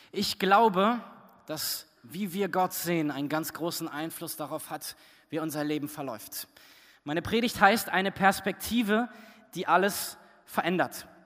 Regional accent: Fritzlar, Hesse, Germany; zurückgekommen nach Fritzlar. Als ich Jugendlicher war, ähm, und wir sind dann dort wieder hingefahren, wo ich groß geworden bin.

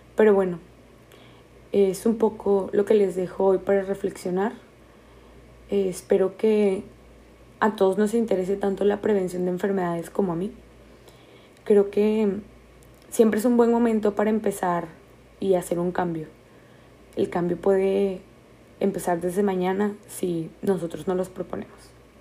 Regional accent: Mexico; nosotros como mexicanos

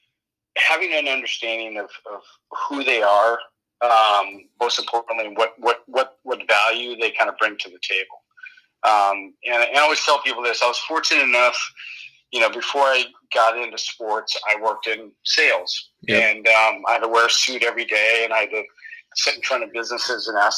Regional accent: San Diego, California, United States; moved away as an adult; also born or lived in Colorado / Denver; I'm from San Diego originally

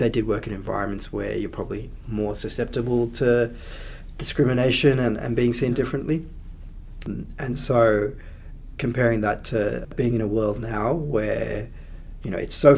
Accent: Canberra, Australian Capital Territory, Australia; also born or lived in Sri Lanka; When I grew up in the early 90s in Canberra, there were not too many other brown kids around

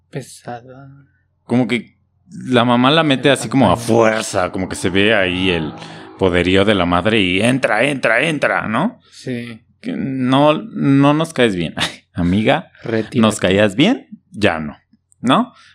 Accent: Mexico

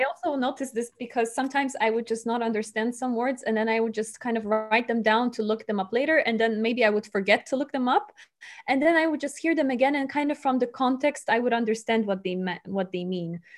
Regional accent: Poland; English is a second language; moved away as an adult; also born or lived in Rome, Italy; now in Bonn, Germany; I come from Poland, but I study in Rome

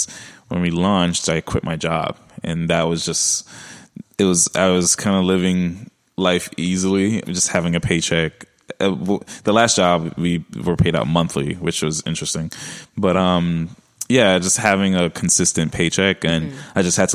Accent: New York City, New York, United States; accent: Brooklyn; my Brooklyn accent

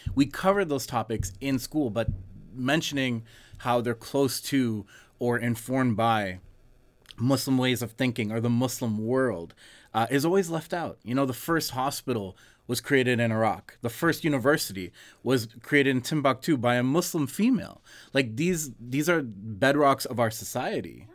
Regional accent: Canada; we're born and raised here

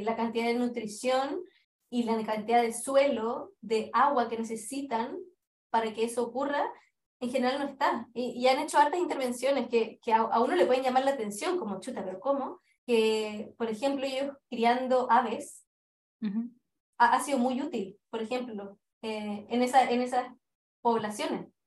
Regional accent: Chile; moved away as an adult; now in England, United Kingdom

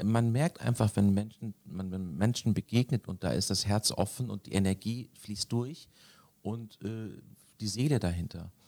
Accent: Konstanz, Baden-Württemberg, Germany; now in Hamburg, Germany; bin am Bodensee geboren, in Konstanz

